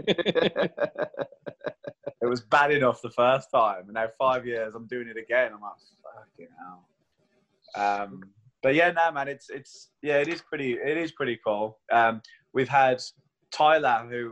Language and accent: English; United Kingdom; now in Queenstown, New Zealand; I'm British